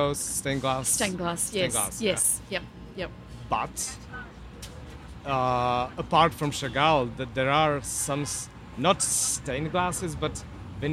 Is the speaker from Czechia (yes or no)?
yes; Czechia; I'm from the Czech Republic